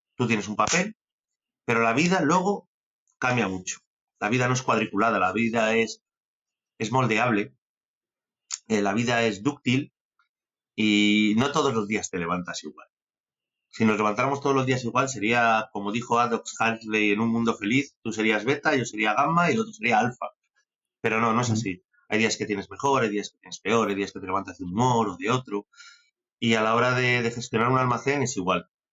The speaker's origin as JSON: {"language": "Spanish", "town": "Benavente", "region": "Castile and León", "country": "Spain", "tie": "born or raised there", "also_born_or_lived": "San Sebastián", "moved": "as an adult", "said": "yo soy un, un benaventano de pro, soy un chaval de Benavente que, que su padre tenía restaurantes"}